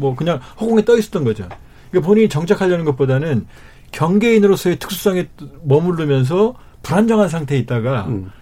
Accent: North Korea; now in South Korea; 제가 남자 탈북민인데

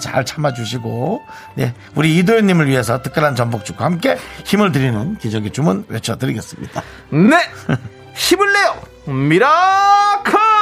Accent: Gangneung, Gangwon, South Korea; moved away; 저희 고향 강릉은

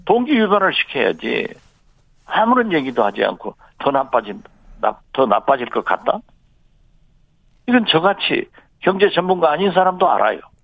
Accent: Jindo, South Jeolla, South Korea; 제 고향 진도에

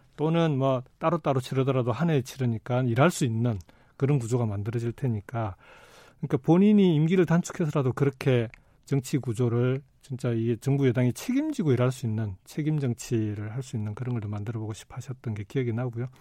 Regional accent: Jinju, South Gyeongsang, South Korea; also born or lived in Goseong, South Gyeongsang; 고향이 경남 고성이고 예. 초중고등학교를 경남 진주에서 다 졸업을 했는데

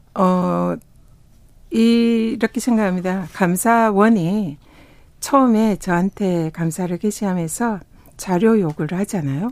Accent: South Korea; also born or lived in Tongyeong / Busan; 저는 뭐 통영과 부산에서 태어나고 자라서 바다의 딸이다

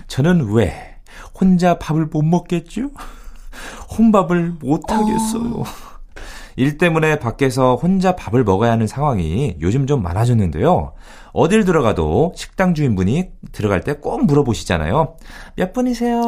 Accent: Yesan, South Chungcheong, South Korea; moved away; 제 고향 어, 예산 그 동네에도

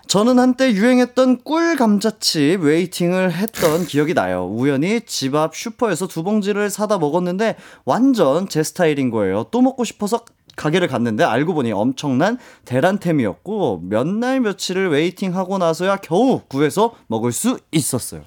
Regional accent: Jeju, South Korea; moved away; 제가 제주도에서 왔거든요

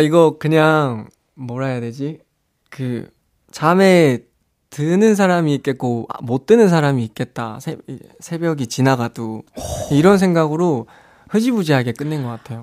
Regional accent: Busan, South Korea; 이제 부산 사람이어가지고

